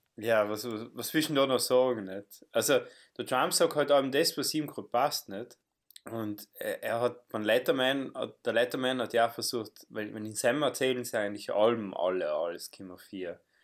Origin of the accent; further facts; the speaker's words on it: South Tyrol, Trentino-Alto Adige, Italy; wir als Südtiroler